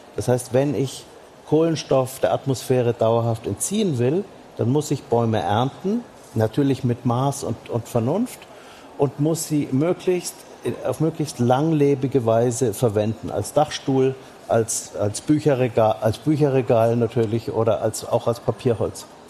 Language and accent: German; Franconia, Bavaria, Germany; meine Heimat in, in, in Franken ist ein solcher Hotspot